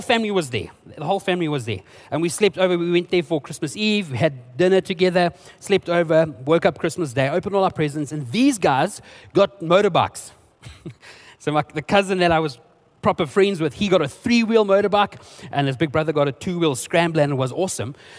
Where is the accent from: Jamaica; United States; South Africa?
South Africa; first language Afrikaans; English is a second language; I'm actually Afrikaans, and my cousin and I were speaking Afrikaans to one another